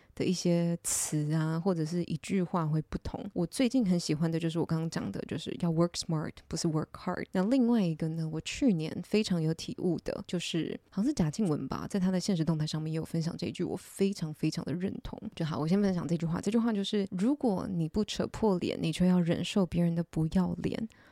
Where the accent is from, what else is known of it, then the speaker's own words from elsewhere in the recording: Taiwan; 土生土长的台湾人